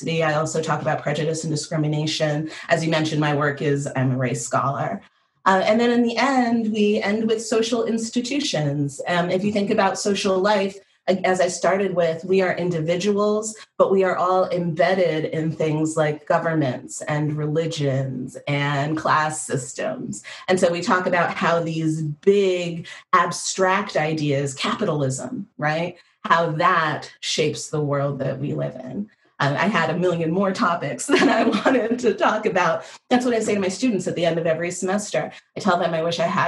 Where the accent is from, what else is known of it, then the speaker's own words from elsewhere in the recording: Northeast, United States; I'm from the Northeast